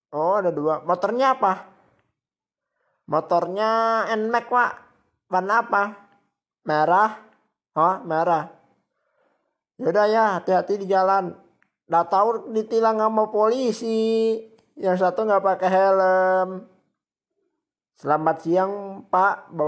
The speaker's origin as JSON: {"language": "Indonesian", "region": "Jakarta", "country": "Indonesia", "said": "halo semuanya saya dari kota Jakarta nih saya habis liburan di Bali"}